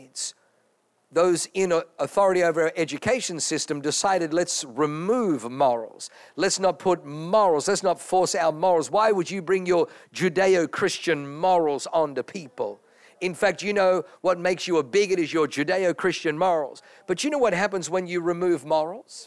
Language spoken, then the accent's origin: English; Australia; also born or lived in Germany / New Zealand; now in United States; I was born in Germany, grew up in Australia, lived in New Zealand. Now I live in America